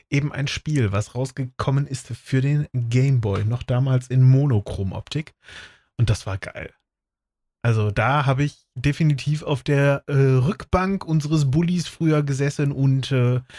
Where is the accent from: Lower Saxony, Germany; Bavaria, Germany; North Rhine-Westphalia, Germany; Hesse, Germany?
Lower Saxony, Germany